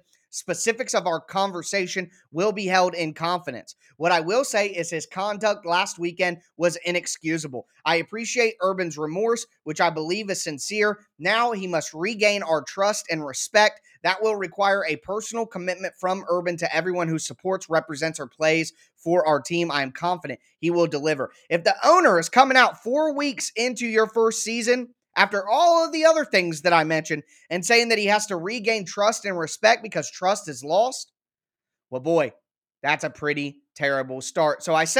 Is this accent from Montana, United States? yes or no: no; Ohio, United States; moved away; And a lot of you guys know I'm from Ohio. I was grown and raised a Buckeyes fan.